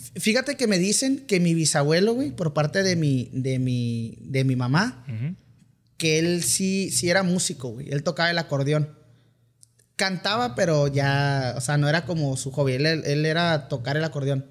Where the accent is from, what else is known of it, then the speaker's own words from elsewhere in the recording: Mexicali, Baja California, Mexico; accent: Sinaloa; also born or lived in Culiacán, Sinaloa; soy nacido en Culiacán, pero la verdad me crié en Mexicali